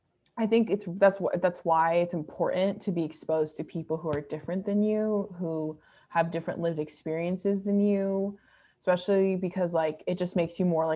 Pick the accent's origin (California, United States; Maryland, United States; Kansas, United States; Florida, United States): California, United States; growing up in California, like you mentioned before, like California and like New York are states where they have the largest Asian populations in the country.